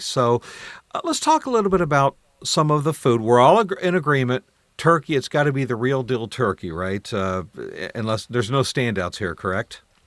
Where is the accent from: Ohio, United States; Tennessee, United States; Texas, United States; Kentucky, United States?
Ohio, United States; Columbus; now in Michigan, United States; I was raised in Columbus, Ohio